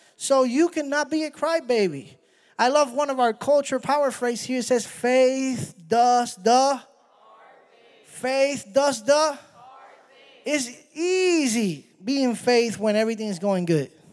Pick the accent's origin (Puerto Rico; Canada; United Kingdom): Puerto Rico; I'm from Puerto Rico